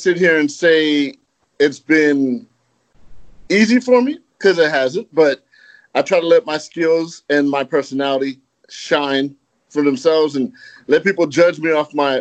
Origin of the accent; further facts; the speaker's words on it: Los Angeles, California, United States; I'm from Los Angeles. I grew up in California